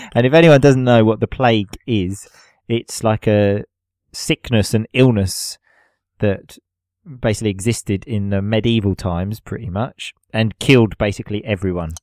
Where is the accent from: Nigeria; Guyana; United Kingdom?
United Kingdom; England; now in Italy; being English